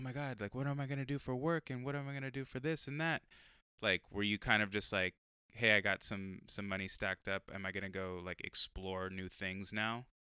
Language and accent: English; San Diego, California, United States; moved away; my hometown of San Diego